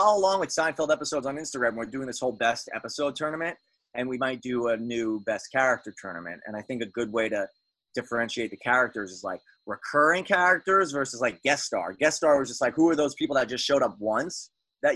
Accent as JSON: {"language": "English", "region": "New York", "country": "United States", "said": "I'm Jewish from New York."}